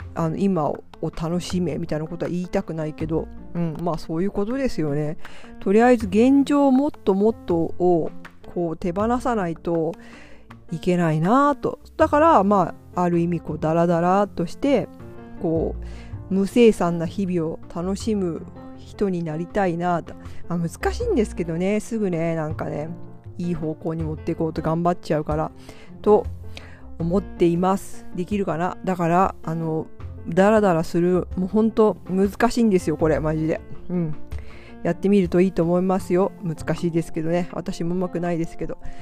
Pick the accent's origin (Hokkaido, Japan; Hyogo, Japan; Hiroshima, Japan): Hiroshima, Japan; まあ私広島なんですけど